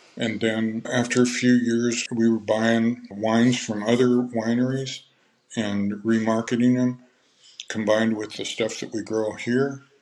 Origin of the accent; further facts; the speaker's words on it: California, United States; also born or lived in Minnesota; my family moved to California in 1960. I was nine years old. And so I lived pretty much the rest of those years here in California